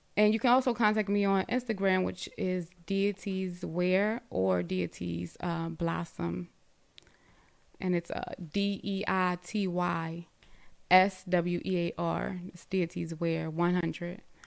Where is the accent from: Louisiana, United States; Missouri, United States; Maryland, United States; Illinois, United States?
Maryland, United States; Baltimore; I'm originally from Baltimore